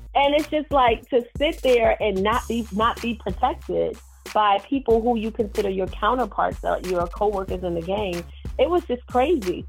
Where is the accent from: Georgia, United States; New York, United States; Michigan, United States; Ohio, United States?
New York, United States; I'm from New York